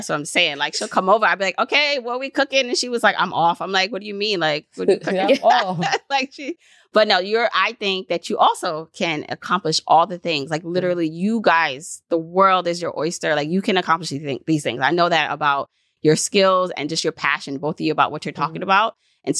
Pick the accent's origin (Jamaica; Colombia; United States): Jamaica; born there; even though I'm Jamaican too, because I was born there